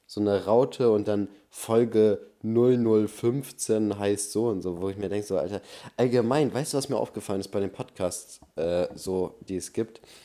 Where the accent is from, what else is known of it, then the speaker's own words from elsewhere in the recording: Germany; Ich bin Deutscher